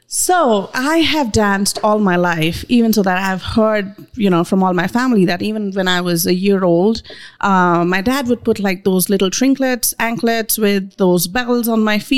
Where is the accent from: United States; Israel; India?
India; And do you know every Indian name? I'm Indian